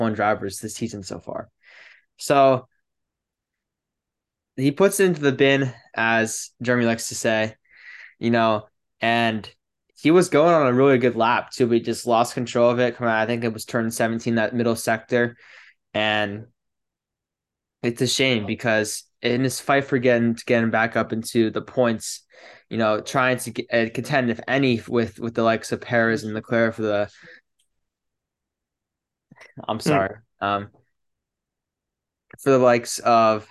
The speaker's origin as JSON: {"language": "English", "country": "United States", "said": "as an American"}